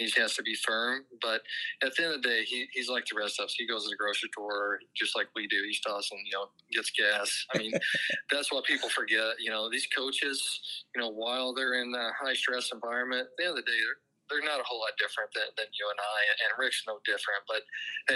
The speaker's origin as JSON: {"language": "English", "region": "Southern Indiana", "country": "United States", "tie": "born or raised there", "also_born_or_lived": "Ohio", "moved": "as an adult", "lives_now": "St. Louis, United States", "said": "my roots growing up in Southern Indiana"}